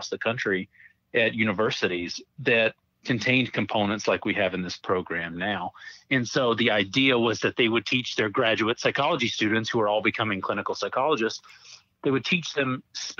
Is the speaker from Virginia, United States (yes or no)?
no; North Carolina, United States; I'm from North Carolina